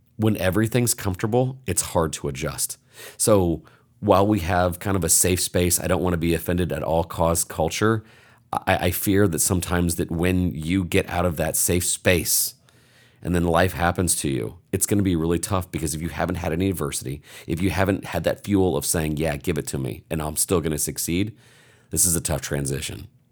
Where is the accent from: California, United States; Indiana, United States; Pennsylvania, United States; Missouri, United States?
Indiana, United States; I'm from Indiana